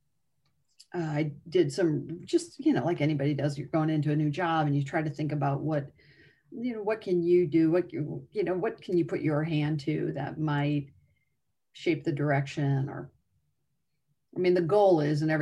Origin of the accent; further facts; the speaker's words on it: Northwest Indiana, United States; I grew up in Northwest Indiana.